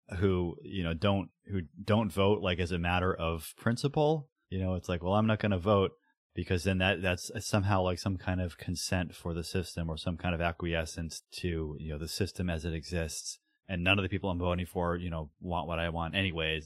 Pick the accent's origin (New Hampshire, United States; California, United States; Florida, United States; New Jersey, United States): New Hampshire, United States; you and I were born and raised in New Hampshire